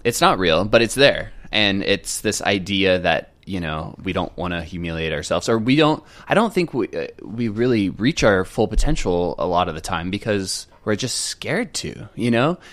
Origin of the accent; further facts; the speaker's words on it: Cardiff by the Sea, California, United States; I grew up in San Diego in a little North County uh, suburb called Cardiff by the Sea.